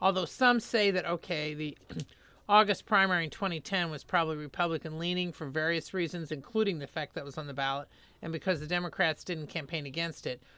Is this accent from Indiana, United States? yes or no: yes; Indiana, United States; moved away; I'm from Indiana and grew up there